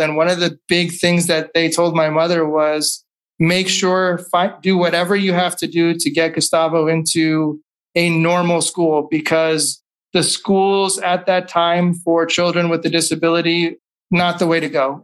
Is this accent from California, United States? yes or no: yes; California, United States; also born or lived in Chicago; growing up in California